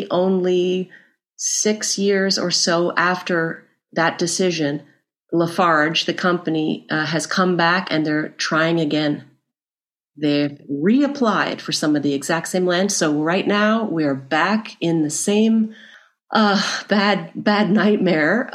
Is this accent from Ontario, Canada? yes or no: yes; Burlington, Ontario, Canada; now in Kingston, Canada; I grew up near Oakville in North Burlington